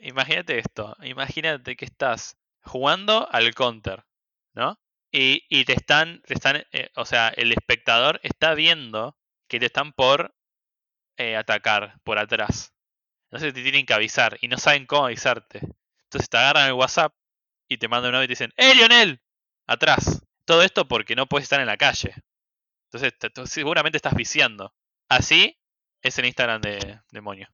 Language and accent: Spanish; Argentina; somos Argentina